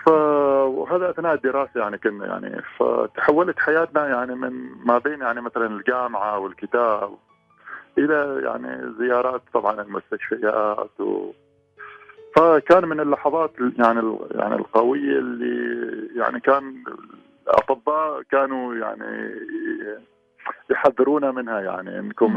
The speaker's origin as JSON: {"language": "Arabic", "country": "Oman", "said": "نحن كبيعة عمانية"}